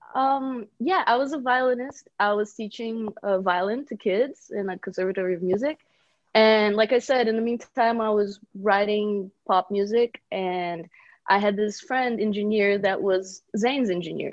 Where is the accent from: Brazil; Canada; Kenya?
Brazil; moved away as an adult; also born or lived in Bulgaria; now in Los Angeles, United States; I was born in Bulgaria and then I moved to Brazil when I was a kid, four years old. I was raised there.